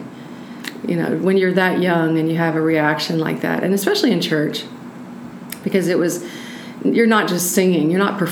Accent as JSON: {"language": "English", "town": "Norman", "region": "Oklahoma", "country": "United States", "tie": "born or raised there", "also_born_or_lived": "Boggy Depot, Oklahoma / Atoka, Oklahoma / Wilburton, Oklahoma / Tulsa, Oklahoma", "moved": "as an adult", "said": "we wound up in Norman, Oklahoma, where I grew up"}